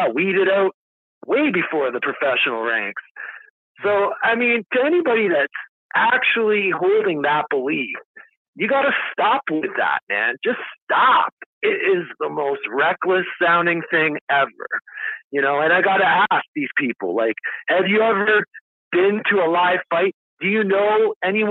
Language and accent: English; Canada; I'm from Canada